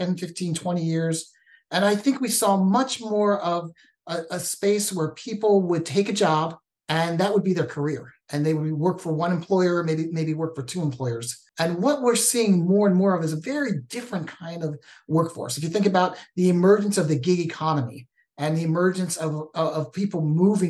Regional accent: East Coast, United States; moved away as an adult; also born or lived in Washington State; now in Washington, United States; born and raised on the East Coast, came out and visited him in Washington State and just fell in love with the state

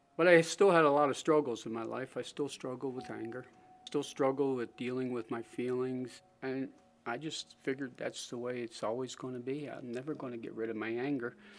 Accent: Springville, United States; also born or lived in Philadelphia; I was born in Philadelphia to loving parents. My dad, around, around the age of five, decided to, to move out, up into the country, so he bought a small 80 acre farm outside of Springville

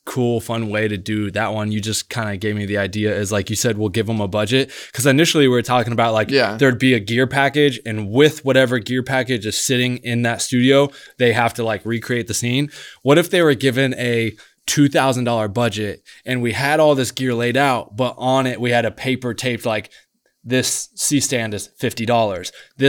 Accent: Nebraska, United States; Like I'm the kid from Nebraska that I just need to go out here and work and get on set and create

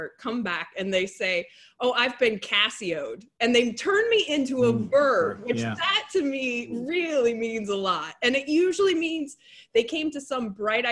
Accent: Quinter, Kansas, United States; at Dairy Queen in my hometown

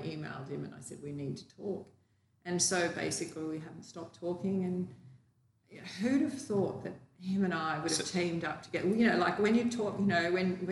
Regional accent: Australia; also born or lived in New South Wales; I'm from Australia

